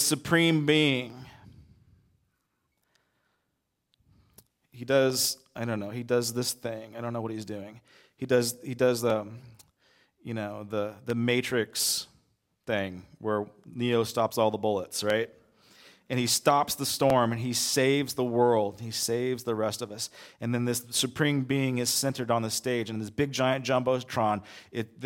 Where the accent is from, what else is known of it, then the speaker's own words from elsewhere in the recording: United States; I'm an American